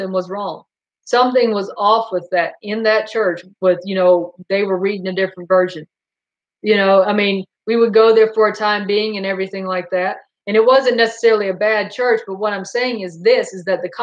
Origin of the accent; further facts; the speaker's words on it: Goldsboro, North Carolina, United States; also born or lived in Fayetteville, North Carolina; we moved from Goldsboro to Fayetteville, North Carolina.